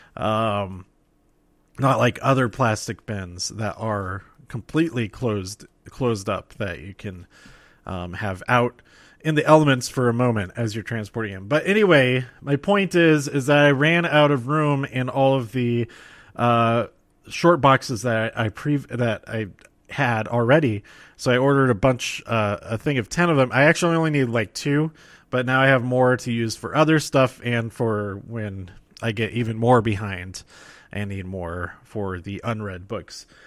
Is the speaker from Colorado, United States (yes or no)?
yes; Colorado, United States; my home state